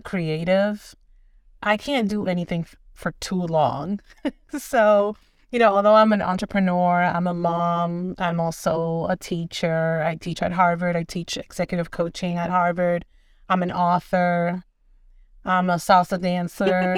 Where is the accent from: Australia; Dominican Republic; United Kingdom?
Dominican Republic; moved away; I am originally from the Dominican Republic.